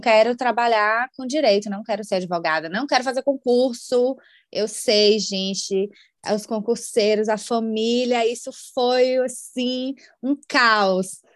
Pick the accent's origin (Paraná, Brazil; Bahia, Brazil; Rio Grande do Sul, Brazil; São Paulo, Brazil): Bahia, Brazil; Salvador; moved away as an adult; now in Ireland; eu sou de Salvador